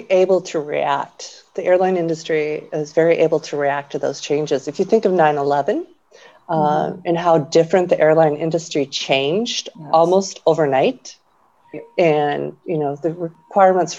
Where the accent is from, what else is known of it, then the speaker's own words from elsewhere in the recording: Minnesota, United States; I grew up in Minnesota, and we have a lot of farms